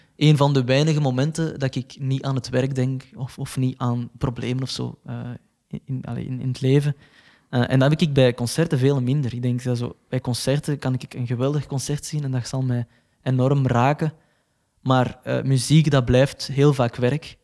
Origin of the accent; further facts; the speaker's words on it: Belgium; als Belg